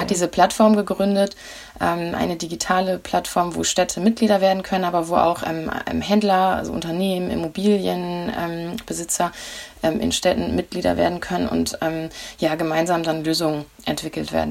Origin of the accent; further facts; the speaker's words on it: Flensburg, Schleswig-Holstein, Germany; Das ist Flensburg, meine Heimatstadt